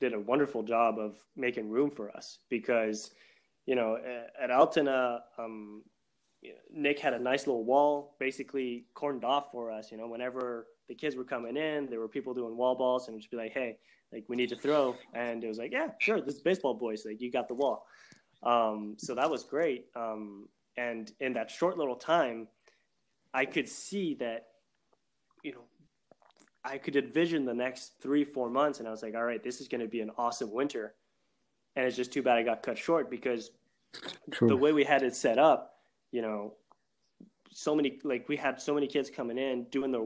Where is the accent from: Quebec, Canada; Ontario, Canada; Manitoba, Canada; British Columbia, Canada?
Quebec, Canada; Montreal; now in Hamburg, Germany; I'm from Montreal